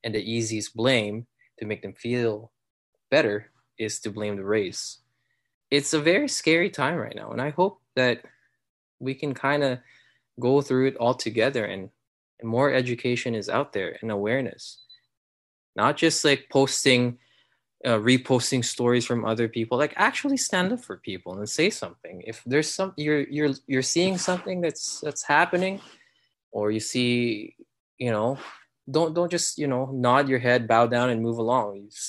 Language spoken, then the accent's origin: English; Canada; Yeah, I grew up here in Canada. That's it. I'm Canadian first and foremost.